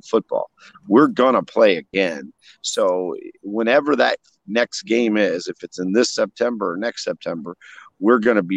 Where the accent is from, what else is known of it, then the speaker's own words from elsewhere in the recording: St. Louis, Missouri, United States; moved away as an adult; also born or lived in Tulsa, Oklahoma / Kansas; I grew up in St. Louis, and, my mom's a hairdresser, and we grew up in North County